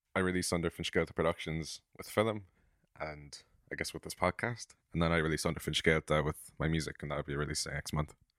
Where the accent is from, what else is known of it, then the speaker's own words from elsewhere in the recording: Cork, Munster, Ireland; I'm from Cork, and I'm a songwriter and a filmmaker